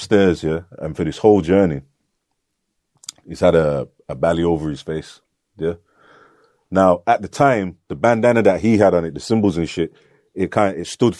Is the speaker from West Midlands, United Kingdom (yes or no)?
yes; Birmingham, West Midlands, United Kingdom; growing up in Handsworth